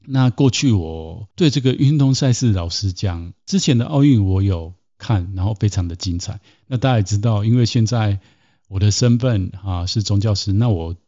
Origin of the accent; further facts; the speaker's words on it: Taiwan; 我从小是在台湾长大